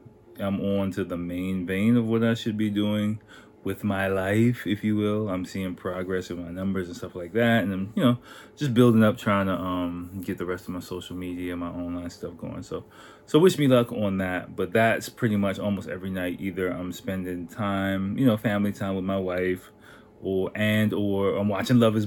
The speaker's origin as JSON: {"language": "English", "country": "United States", "said": "I'm American"}